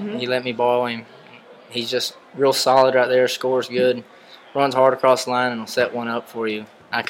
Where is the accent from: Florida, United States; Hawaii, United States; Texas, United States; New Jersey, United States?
Texas, United States; Emory; I'm from Emory, Texas.